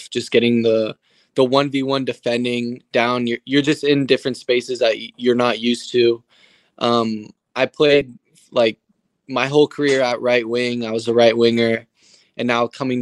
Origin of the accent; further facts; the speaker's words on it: Portland, Oregon, United States; moved away as an adult; also born or lived in Seattle, Washington; now in Charlotte, United States; I grew up in Portland and played in the Portland Timbers Academy